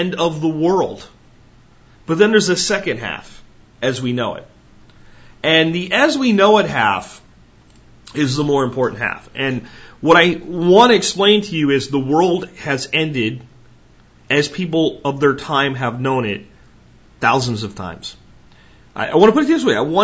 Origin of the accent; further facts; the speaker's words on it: United States; I have extreme pride in being an American